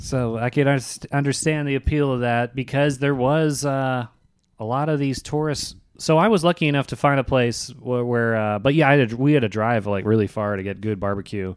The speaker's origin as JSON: {"language": "English", "region": "Virginia", "country": "United States", "tie": "born or raised there", "moved": "yes", "said": "I grew up in Virginia"}